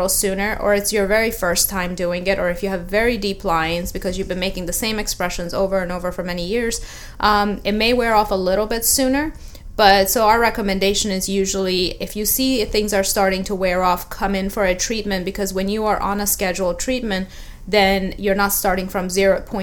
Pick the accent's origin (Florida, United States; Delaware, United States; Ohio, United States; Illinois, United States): Florida, United States; Tampa; moved away as an adult; also born or lived in Fort Lauderdale / Philadelphia / New York City; I grew up in Tampa Bay area.